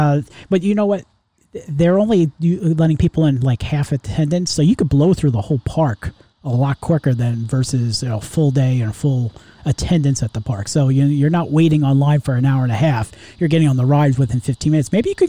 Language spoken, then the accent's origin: English; New York, United States; now in Florida, United States; originally I'm from New York